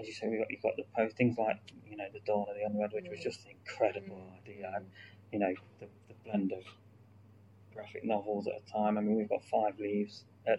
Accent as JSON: {"language": "English", "town": "Stapleford", "region": "East Midlands", "country": "United Kingdom", "tie": "born or raised there", "said": "I grew up in Stapleford"}